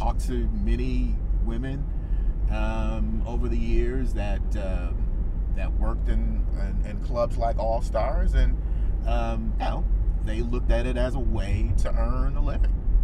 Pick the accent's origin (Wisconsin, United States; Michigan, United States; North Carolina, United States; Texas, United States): Michigan, United States; Detroit; in Detroit, my hometown